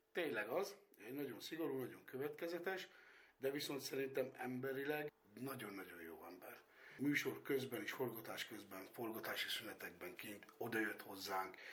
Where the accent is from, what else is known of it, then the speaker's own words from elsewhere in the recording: Tiszabő, Jász-Nagykun-Szolnok, Hungary; én nagyon szeretem ezt a falut, én itt nőttem föl